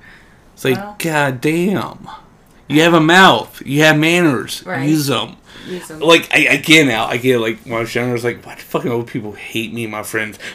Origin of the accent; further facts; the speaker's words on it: Ohio, United States; moved away; I come from Ohio.